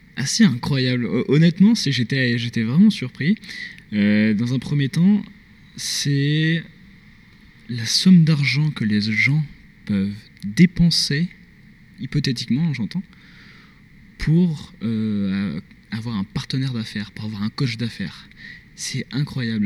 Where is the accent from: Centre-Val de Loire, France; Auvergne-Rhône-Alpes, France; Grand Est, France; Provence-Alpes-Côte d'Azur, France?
Auvergne-Rhône-Alpes, France; Grenoble; moved away as an adult; now in Montreal, Canada; je suis français, je viens de Grenoble